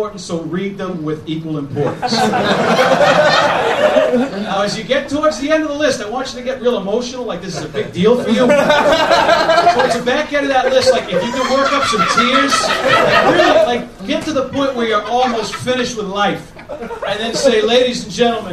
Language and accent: English; Boston, Massachusetts, United States; I'm from Boston.